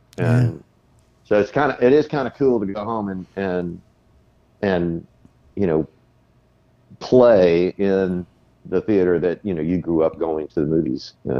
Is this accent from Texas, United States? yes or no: yes; Del Rio, Texas, United States; moved away; Pogue Theater in Del Rio. That was my hometown theater.